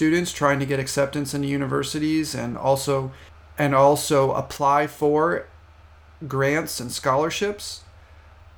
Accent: United States; in the United States, since that's my home country

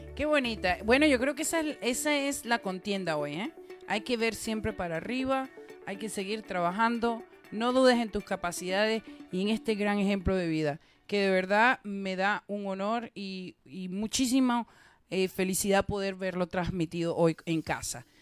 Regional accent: Venezuela; yo soy venezolana

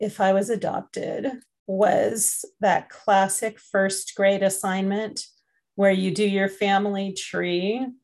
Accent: United States; also born or lived in England; as an adoptee who is adopted transnationally, I grew up in the United States

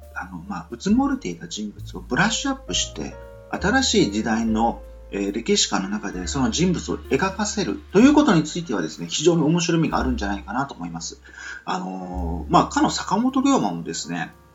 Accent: Nichinan, Miyazaki, Japan; now in Osaka, Japan; 僕は幸いその宮崎県の日南市にですね、こう少年時代を過ごして、今はま大阪にいる

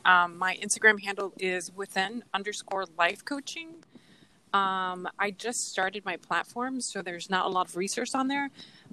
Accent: Chicago, Illinois, United States; I am 39 years old. I live in Chicago, but I grew up in Chicago in the Humboldt Park neighborhood.

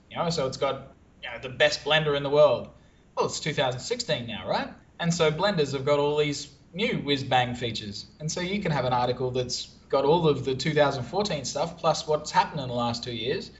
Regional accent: Brisbane, Queensland, Australia; now in Phnom Penh, Cambodia; I am Australian. I'm originally from Brisbane, Australia, but I'm in one of our offices in Phnom Penh, Cambodia

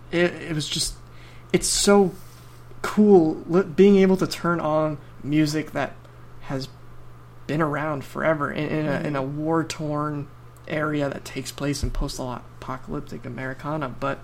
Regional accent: New Jersey, United States; Born and raised in New Jersey, rep.

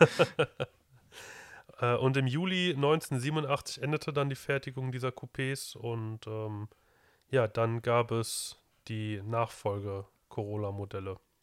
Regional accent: Germany; hier bei uns in Deutschland

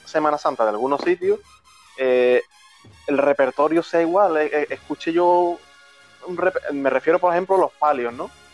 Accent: Chiclana de la Frontera, Andalusia, Spain; now in Seville, Spain; yo soy de Chiclana, actualmente vivo en Sevilla

